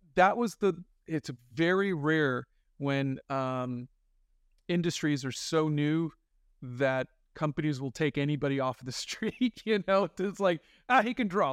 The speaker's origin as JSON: {"language": "English", "town": "Miramar", "region": "Florida", "country": "United States", "tie": "born or raised there", "also_born_or_lived": "Yonkers, New York", "said": "I was born in Yonkers, New York, but when I was four, we moved to Florida. And I lived in Miramar, Florida"}